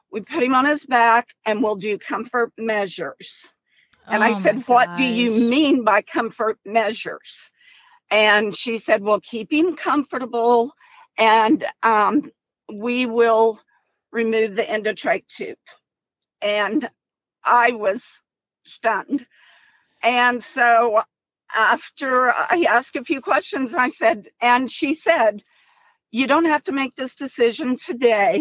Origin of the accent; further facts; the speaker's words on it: Oklahoma, United States; We're actually from Oklahoma, but we are in Missouri in the hospital